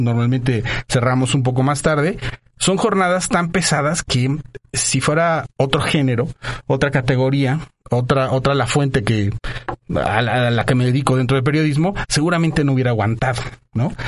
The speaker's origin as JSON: {"language": "Spanish", "region": "Mexico City", "country": "Mexico", "tie": "born or raised there", "also_born_or_lived": "Monterrey / Guadalajara", "moved": "as an adult", "said": "de la Ciudad de México. Mis papás se, eh, eh, se conocieron acá. Soy sateluco, eh, orgullosamente sateluco"}